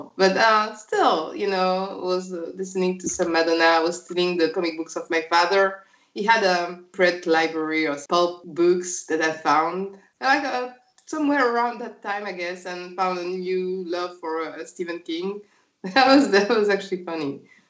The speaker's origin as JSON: {"language": "English", "country": "France"}